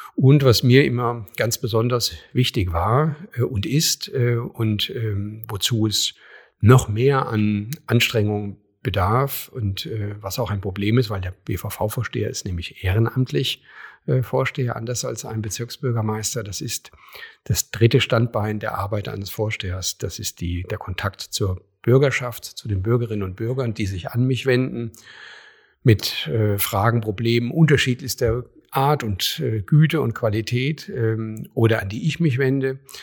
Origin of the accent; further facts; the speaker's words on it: a small town in Hesse, Germany; moved away as an adult; also born or lived in Köpenick, Berlin / Schöneweide, Berlin; now in Berlin, Germany; da wo ich herkomme, in meiner hessischen Kleinstadt